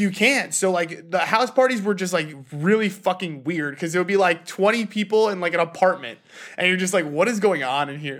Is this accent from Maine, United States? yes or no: no; New York, United States; growing up in New York